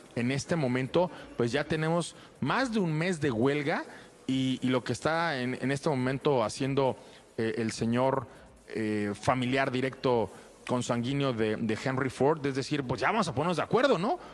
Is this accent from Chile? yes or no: no; Mexico